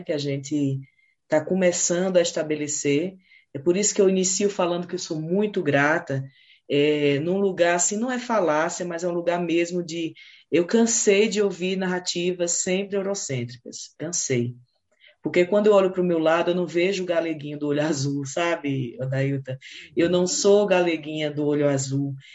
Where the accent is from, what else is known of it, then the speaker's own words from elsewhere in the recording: Pernambuco, Brazil; also born or lived in Ceará; sou natural do Ceará, sabe? Mas me criei em Pernambuco